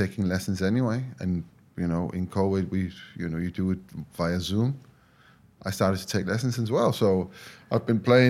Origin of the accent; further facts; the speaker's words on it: Denmark; where I grew up. So I am from Denmark